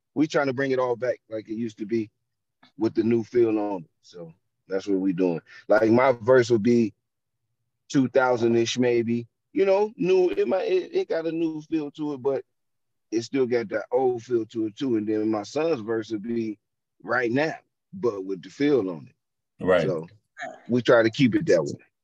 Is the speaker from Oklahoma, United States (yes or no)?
no; Youngstown, Ohio, United States; I am from Ohio, Youngstown, Ohio.